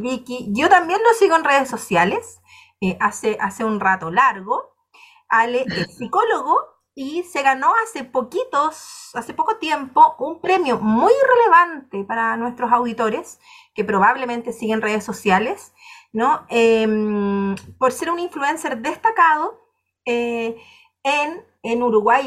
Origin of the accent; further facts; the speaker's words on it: Chile; de Chile